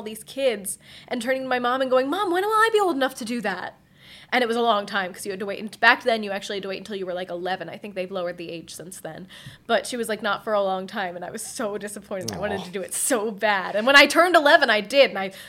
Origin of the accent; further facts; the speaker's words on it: Upper Darby, Pennsylvania, United States; I grew up in Upper Darby